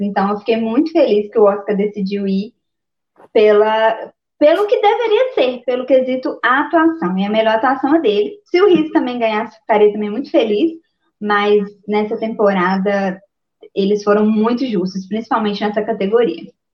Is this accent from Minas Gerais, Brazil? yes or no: yes; Minas Gerais, Brazil; eu sou mineira